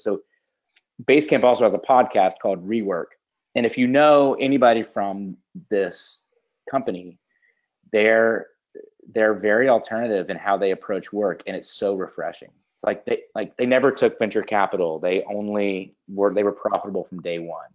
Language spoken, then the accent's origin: English; Pensacola, Florida, United States; I'm in Pensacola, Florida. So Pensacola okay. is my hometown.